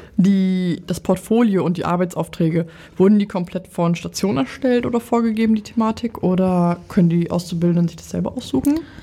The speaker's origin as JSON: {"language": "German", "region": "Lower Saxony", "country": "Germany", "said": "Ich komme ja aus Niedersachsen"}